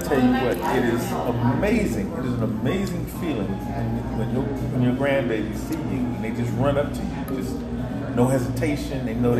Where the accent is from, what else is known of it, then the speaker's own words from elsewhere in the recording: Cleveland, Ohio, United States; So the challenges of the Navy, the challenges of growing up in Cleveland, just